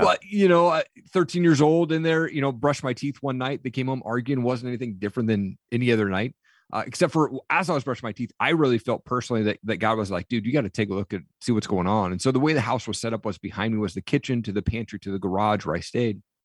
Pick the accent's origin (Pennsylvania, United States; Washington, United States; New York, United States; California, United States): Washington, United States; Eastern; I grew up in Eastern Washington.